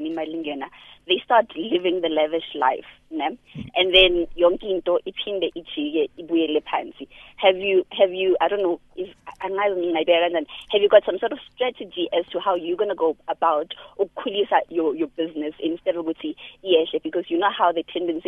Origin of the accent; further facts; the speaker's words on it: Mpumalanga, South Africa; I'm from Mpumalanga